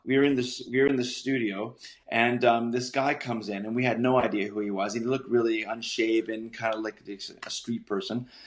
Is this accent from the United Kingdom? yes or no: yes; Scotland, United Kingdom; I'm Scottish